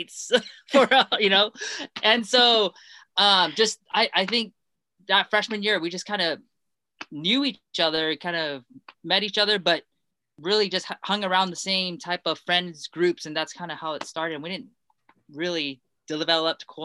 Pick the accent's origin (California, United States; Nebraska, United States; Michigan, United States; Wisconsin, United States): California, United States; Los Angeles; also born or lived in Hong Kong